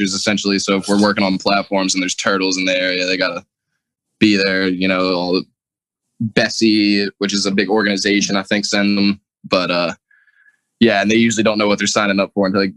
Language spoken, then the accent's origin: English; New Orleans, Louisiana, United States; I'm from New Orleans